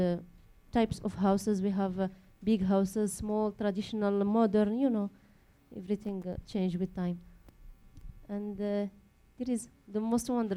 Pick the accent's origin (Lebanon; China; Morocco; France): Morocco; Agadir, Souss-Massa; English is a second language; moved away as an adult; now in United States; I come from Morocco. My city is Agadir.